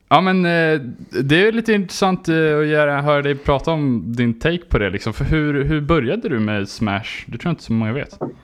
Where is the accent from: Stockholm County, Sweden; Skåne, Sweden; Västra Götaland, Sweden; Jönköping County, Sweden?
Skåne, Sweden; jag är …, beachman från Skåne.